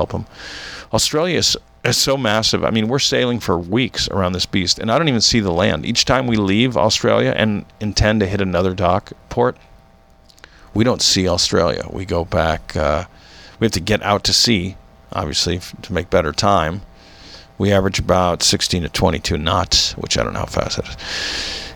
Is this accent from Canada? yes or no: no; United States; from the States.